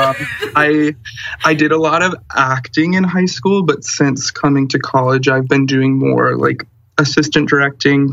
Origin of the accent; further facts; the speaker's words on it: Lake Orion, Michigan, United States; moved away; I'm from Lake Orion